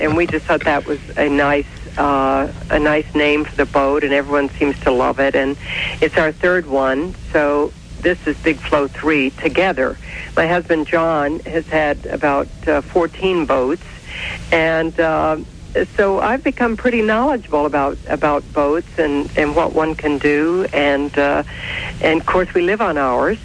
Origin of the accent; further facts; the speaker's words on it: the Midwest on the Ohio River, United States; moved away; growing up in the Midwest on the Ohio River